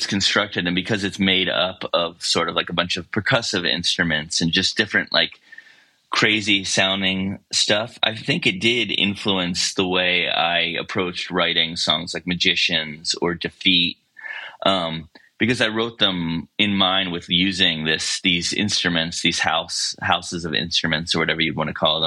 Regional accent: Baltimore County, Maryland, United States; moved away as an adult; now in Asheville, United States; I grew up in Baltimore County, you know, outside of the city

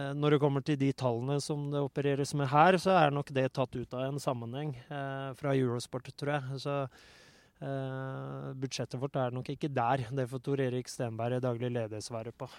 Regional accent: Oslo, Norway; jeg er oppvokst i Oslo

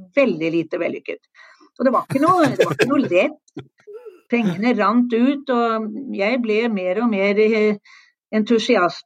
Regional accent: Oslo, Norway; moved away; Jeg er født i Oslo

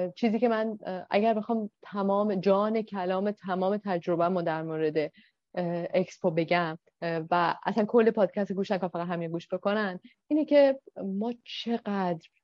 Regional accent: Iran; ما به عنوان یک ایرانی

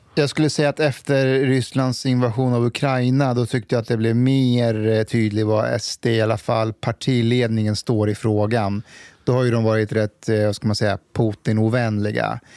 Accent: Afghanistan; now in Sweden; jag kommer från Afghanistan och eh, ryssarna har ju varit i mitt land. Det var ju bland annat därför vi flydde

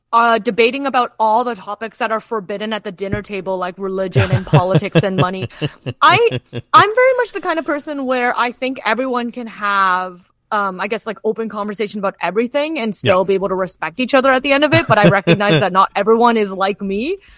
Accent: Kitchener, Ontario, Canada; moved away; I'm originally from Kitchener-Waterloo

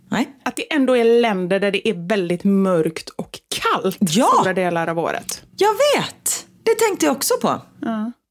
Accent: Sweden; vi är ju svenskar

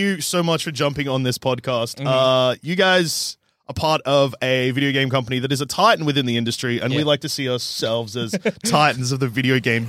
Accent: Australia; we're Australian.

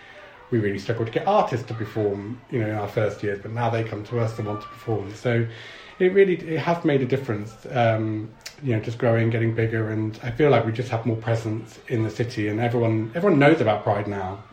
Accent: London, United Kingdom; now in Bristol, United Kingdom; I'm not Bristol born and bred. I moved down here from London.

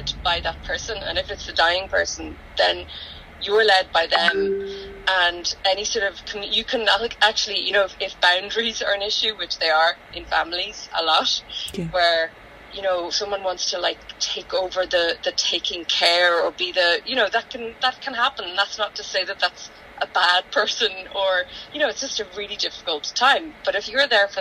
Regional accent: Donegal, Ulster, Ireland; growing up in Donegal

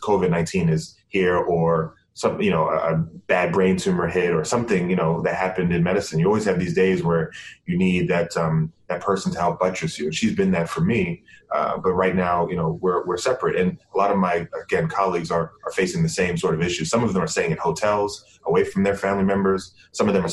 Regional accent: Bahamas; moved away; I'm from the Bahamas and have always wanted to, give back to my home country

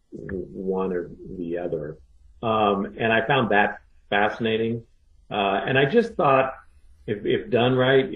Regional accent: Idaho, United States; moved away; also born or lived in Alaska / New York / Japan; I was born in Alaska and I grew up in Idaho

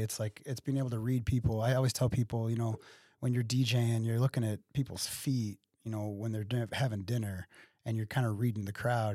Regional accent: Waterloo, Illinois, United States; also born or lived in Collinsville, Illinois / Columbia, Illinois; I'm from Waterloo, uh, born and raised here, uh, in, in this area.

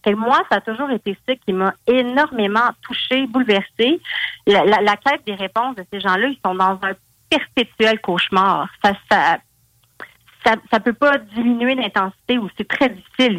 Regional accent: Val-d'Or, Quebec, Canada; je viens de Val d'Or.

